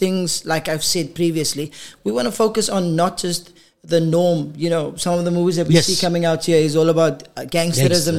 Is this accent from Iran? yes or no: no; Paarl, Western Cape, South Africa; moved away as an adult; now in Gauteng, South Africa; Born and bred in Paul